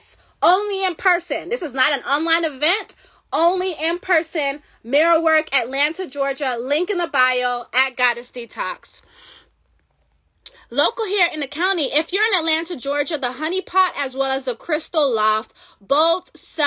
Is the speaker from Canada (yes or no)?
no; Jamaica; I'm Jamaican